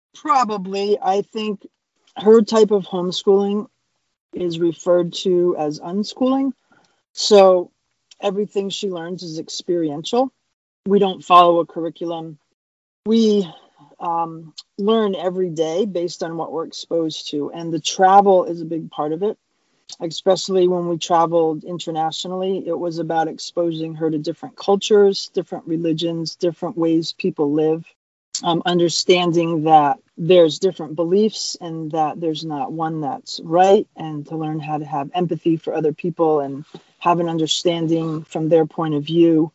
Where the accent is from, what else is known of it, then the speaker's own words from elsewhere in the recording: Cape Cod, Massachusetts, United States; moved away as an adult; We are originally from Cape Cod, Massachusetts